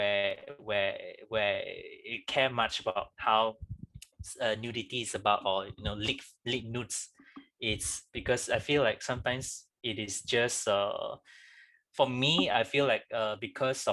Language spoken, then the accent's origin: English; Malaysia; we are very much growing up in Malaysia